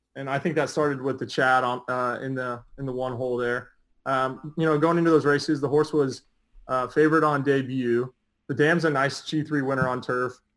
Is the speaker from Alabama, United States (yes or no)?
no; Del Mar, California, United States; I grew up in Del Mar